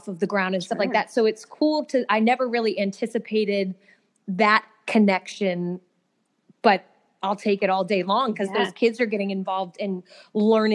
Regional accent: Massachusetts, United States; now in Atlanta, United States; I'm from Massachusetts. So I live down in outside of Atlanta

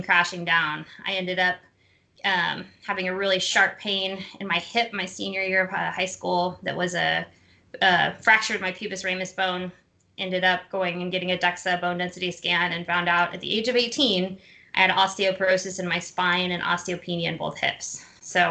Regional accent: Plano, Texas, United States; I was born and raised right outside of Dallas, Texas in Plano

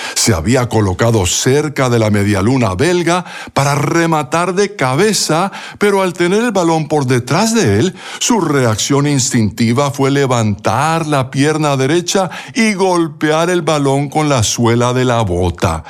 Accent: Bogotá, Colombia; durante mi niñez en Bogotá, Colombia

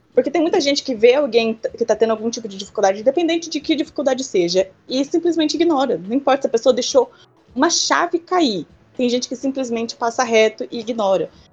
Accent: Brazil; moved away; also born or lived in Japan; Sendo brasileira

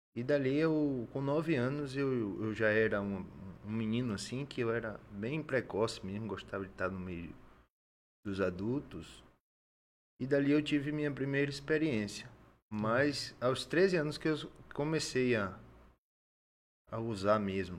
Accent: Salvador, Bahia, Brazil; now in Acre, Brazil; Eu sou natural de Salvador, Bahia

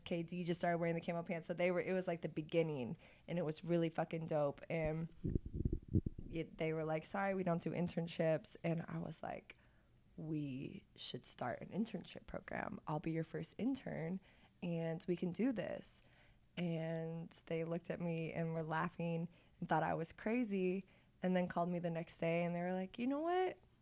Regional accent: Olathe, Kansas, United States; also born or lived in Pittsburgh; I'm from Olathe

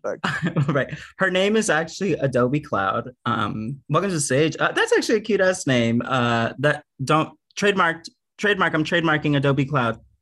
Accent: Houston, Texas, United States; moved away; I didn't like grow up at all in like the queer drag community at all when I was growing up in Houston

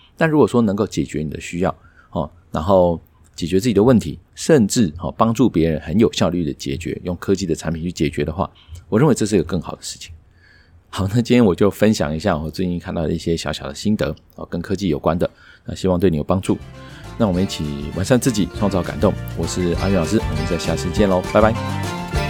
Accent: Taiwan

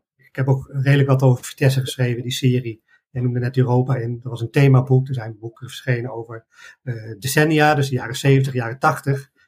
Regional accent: Arnhem, Gelderland, Netherlands; ik ben een Arnhemmer eh, en eh, ik ben eh, van jongs af aan bij de club terechtgekomen

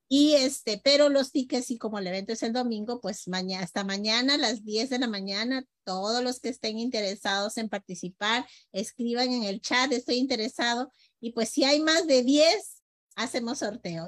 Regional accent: Peru; nosotros como peruanos

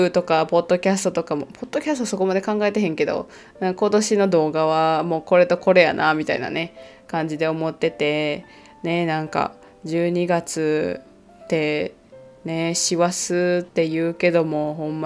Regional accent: Kansai, Japan; 私関西出身なのであの関西弁で書かれている本とかをあの関西人じゃない人が読んでいるなってすぐ分かるんですよね

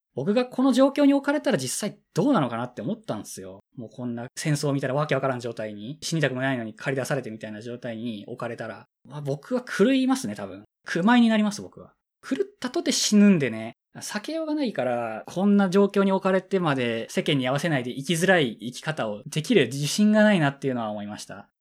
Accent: Hiroshima, Japan; 僕は広島出身なんで

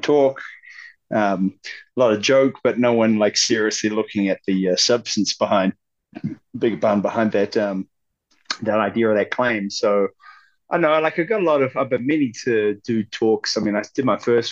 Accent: Auckland, New Zealand; moved away as an adult; also born or lived in Tauranga / Wellington; Auckland primarily. I was born in like Tauranga. Spent a bit of time in Wellington while I was a kid

